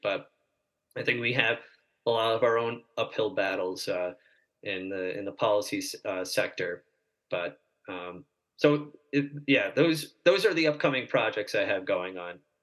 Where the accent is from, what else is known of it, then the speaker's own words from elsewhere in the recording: Fredericksburg, Virginia, United States; I was born in Fredericksburg, Virginia